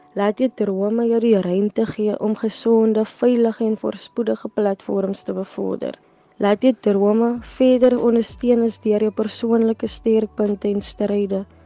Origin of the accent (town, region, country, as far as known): South Africa